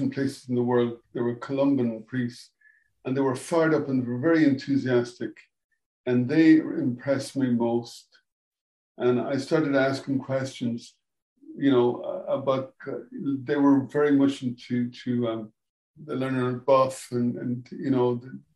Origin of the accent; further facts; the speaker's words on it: Edenderry, Leinster, Ireland; I grew up here in Edenderry.